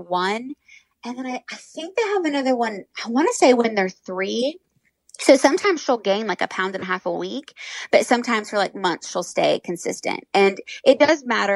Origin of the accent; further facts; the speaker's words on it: Indiana, United States; I grew up in Indiana around like pig farms